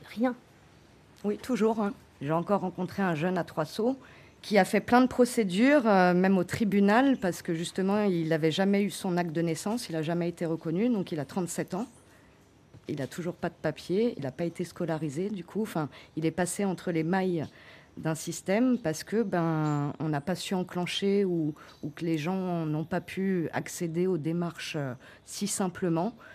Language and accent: French; French Guiana; je suis née en Guyane